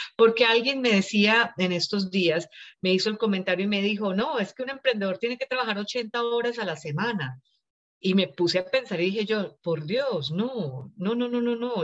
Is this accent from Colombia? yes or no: yes; Colombia; moved away as an adult; also born or lived in India; now in Los Angeles, United States; Nací en la India, cuando tenía cinco años nos fuimos para Colombia, allá crecí, allá estudié, me gradué, me casé y luego ya hace casi 22 años que nos vinimos para acá, para Los Ángeles